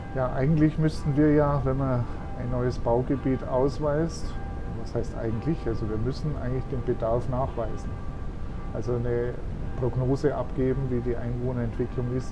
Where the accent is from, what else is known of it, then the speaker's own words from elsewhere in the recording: Augsburg, Bavaria, Germany; now in Bad Windsheim, Germany; Ich bin eben am Rande einer Großstadt aufgewachsen, Augsburg, und bin schon als Bub mit dem Fahrrad durch die Stadt gefahren